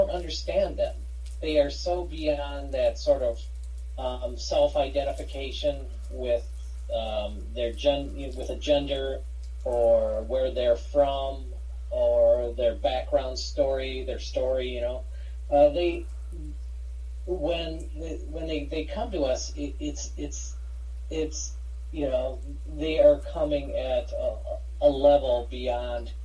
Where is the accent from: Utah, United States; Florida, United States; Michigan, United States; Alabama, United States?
Michigan, United States; I'm from Michigan, grew up here